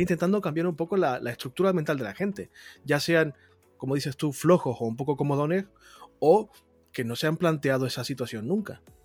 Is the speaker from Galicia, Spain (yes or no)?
no; La Palma, Canary Islands, Spain; moved away; Yo soy de La Palma